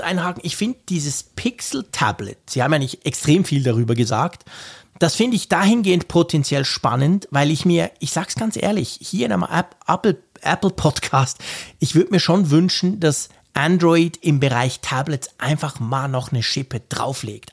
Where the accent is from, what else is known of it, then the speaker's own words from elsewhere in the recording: Switzerland; als Schweizer